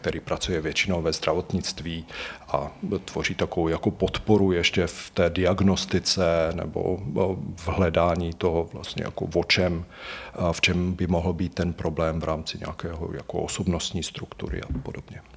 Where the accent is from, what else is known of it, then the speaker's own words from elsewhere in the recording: Slovakia; moved away as an adult; now in Prague, Czechia; Já vlastně pocházím ze Slovenska, tu, tu vysokou školu jsem vystudoval na Slovensku a pak jsem se přestěhoval do Prahy